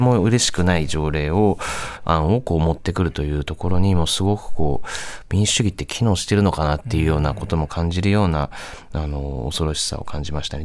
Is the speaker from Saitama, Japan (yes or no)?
yes; Saitama, Japan; moved away; 自分も今は違うんですけどもともと地元が埼玉